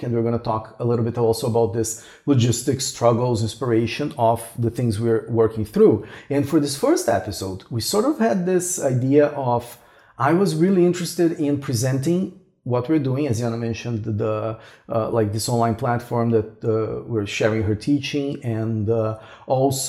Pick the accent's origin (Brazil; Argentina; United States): Brazil; moved away as an adult; also born or lived in Toronto, Canada; I'm originally from Brazil. And then we both moved to Toronto in Canada.